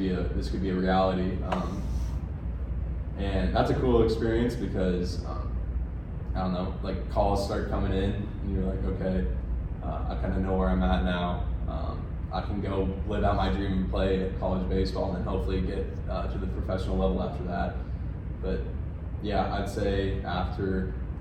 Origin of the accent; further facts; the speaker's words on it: Colorado, United States; I'm from Colorado